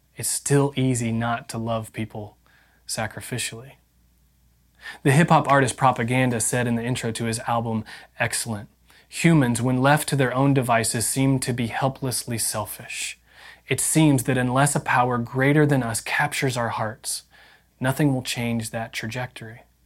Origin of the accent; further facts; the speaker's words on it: Indiana, United States; I grew up in Indiana